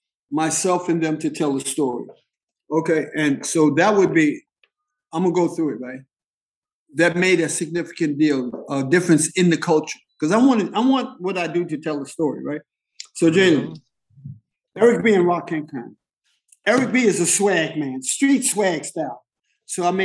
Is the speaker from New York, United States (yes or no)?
yes; New York City, New York, United States; I come from East Harlem. The buildings that I grew up in were so dilapidated